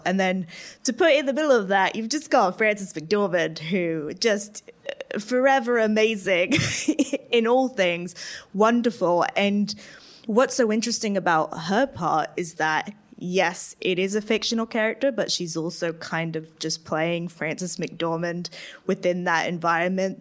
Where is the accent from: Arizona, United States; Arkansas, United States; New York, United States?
Arizona, United States; I grew up in Arizona